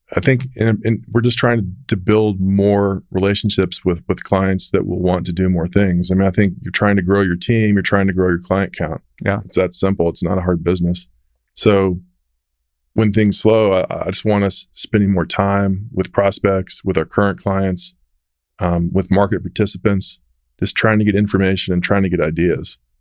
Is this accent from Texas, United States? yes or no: yes; Dallas, Texas, United States; I'm from Texas.